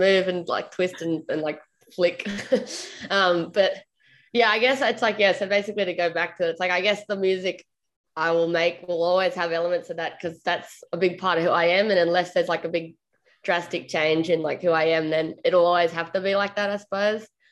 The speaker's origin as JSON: {"language": "English", "country": "Australia", "said": "I'm an Australian, like, I guess, singer-songwriter"}